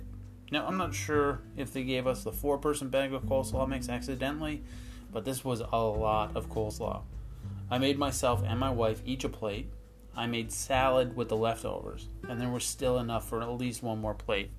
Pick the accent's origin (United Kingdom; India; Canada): Canada; East Coast, Atlantic Canada; moved away; I am from the East Coast